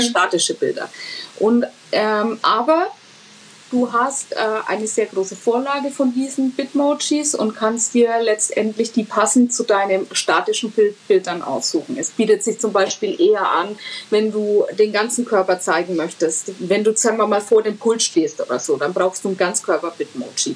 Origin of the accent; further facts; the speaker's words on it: Franconia, Bavaria, Germany; für mich als Fränkin